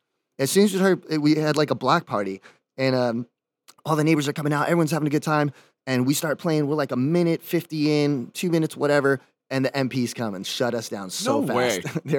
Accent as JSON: {"language": "English", "country": "Dominican Republic", "tie": "born or raised there", "lives_now": "California, United States", "said": "I moved to California, which is like the goal. Because like growing up in the Dominican Republic, watching MTV, seeing all these bands and Warped Tour and stuff."}